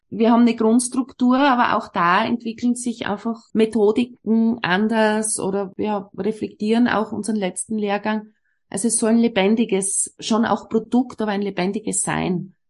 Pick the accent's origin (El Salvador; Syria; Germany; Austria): Austria; bei uns in Österreich